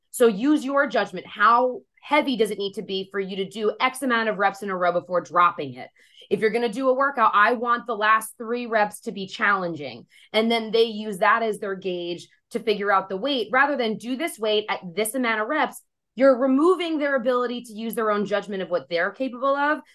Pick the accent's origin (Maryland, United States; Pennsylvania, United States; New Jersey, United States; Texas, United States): New Jersey, United States; I'm from Jersey, so everyone curses a lot out here